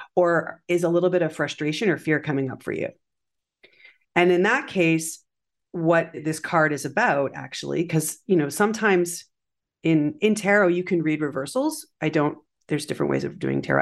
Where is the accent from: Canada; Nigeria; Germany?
Canada; as a Canadian